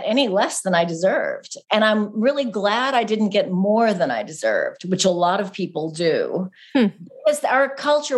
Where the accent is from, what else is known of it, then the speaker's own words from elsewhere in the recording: California, United States; Growing up in California